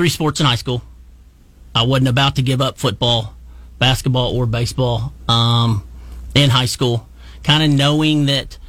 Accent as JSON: {"language": "English", "town": "Washington", "region": "Oklahoma", "country": "United States", "tie": "born or raised there", "said": "grew up in Washington, Oklahoma."}